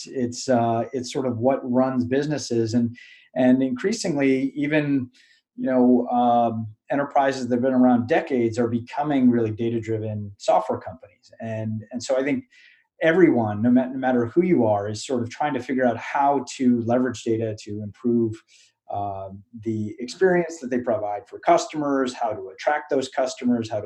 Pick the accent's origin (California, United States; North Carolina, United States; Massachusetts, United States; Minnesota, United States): Massachusetts, United States; Acton; I grew up outside of Boston in a town called Acton, Massachusetts